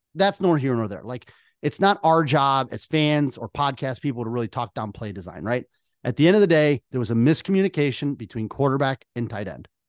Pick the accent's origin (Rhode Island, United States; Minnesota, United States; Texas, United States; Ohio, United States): Ohio, United States; Northern; growing up in Northern Ohio